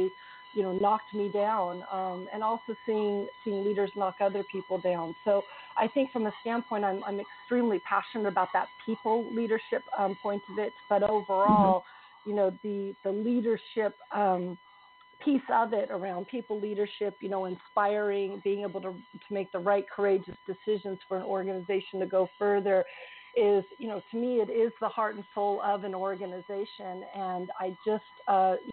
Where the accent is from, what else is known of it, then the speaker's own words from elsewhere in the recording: California, United States; moved away as an adult; now in Dublin, Ireland; So I was born and raised in California until I moved to rainy Dublin, Ireland, about 5.5 years ago